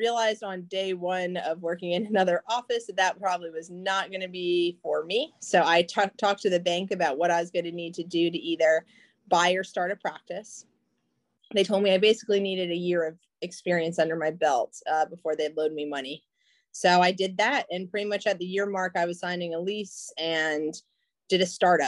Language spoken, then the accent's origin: English; Chapel Hill, North Carolina, United States; moved away as an adult; also born or lived in Perry Point, Maryland; I decided to move back to Chapel Hill, North Carolina, and that's my hometown.